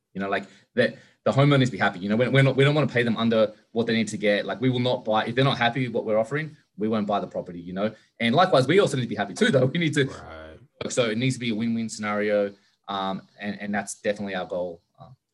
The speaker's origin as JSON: {"language": "English", "town": "Sydney", "region": "New South Wales", "country": "Australia", "moved": "yes", "said": "I'm from Australia originally, so in Sydney"}